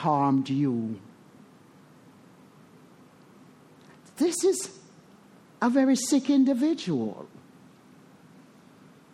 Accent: Jamaica; moved away; I was born in the Caribbean, Jamaica. Resentful at the country that I was born

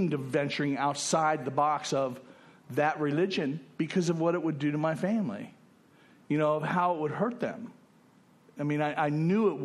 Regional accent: West Palm Beach, Florida, United States; moved away as an adult; also born or lived in Fort Lauderdale / Texas; I'd been kicked out of my hometown, West Palm Beach.

